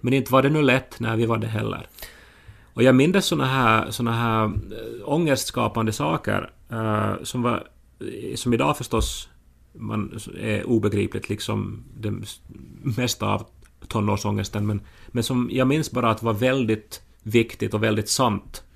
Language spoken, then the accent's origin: Swedish; Esse, Ostrobothnia, Finland; moved away; jag är från Esse